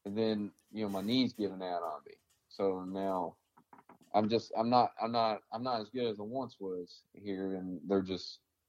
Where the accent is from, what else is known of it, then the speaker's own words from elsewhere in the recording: the South, United States; I've been treated like shit because I'm from the South.